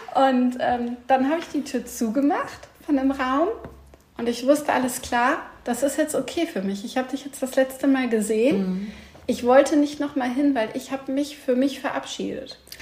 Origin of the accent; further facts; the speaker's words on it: Sauerland, North Rhine-Westphalia, Germany; also born or lived in Hamm; ich bin halt nicht in Hamm groß geworden, sondern bei meiner Mama im, im Sauerland